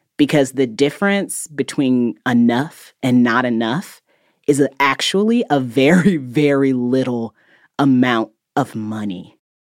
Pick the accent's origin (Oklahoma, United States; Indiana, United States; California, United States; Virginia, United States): Indiana, United States; I grew up in Indiana where the cost of living is actually pretty low.